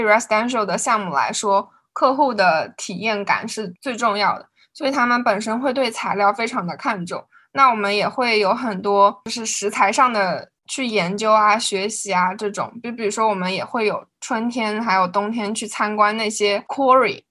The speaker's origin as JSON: {"language": "Chinese", "country": "China", "moved": "yes", "lives_now": "United States", "said": "作为一个中国人在美国"}